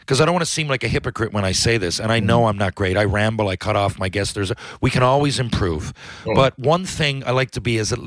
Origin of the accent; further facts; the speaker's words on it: St. John's, Newfoundland and Labrador, Canada; I'm from St. John's, Newfoundland